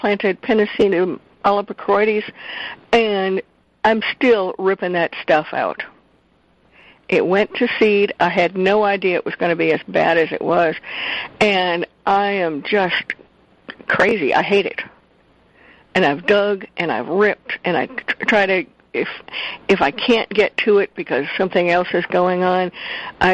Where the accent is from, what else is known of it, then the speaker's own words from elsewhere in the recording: Midwest, United States; I'm from the Midwest. I'm used to seeing lots and lots of, you know, the fields would be full of wheat one year, full of corn the next year